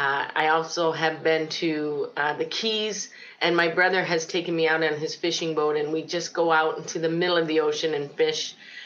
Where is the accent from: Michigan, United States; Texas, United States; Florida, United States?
Florida, United States; Port Charlotte; also born or lived in Cleveland, Ohio; now in Winnipeg, California, United States; Well, actually, I started my life journey in Ohio. I was born in Cleveland, Ohio. From there, I moved to Port Charlotte, Florida. And then somehow God brought me up to Winnipeg, Manitoba.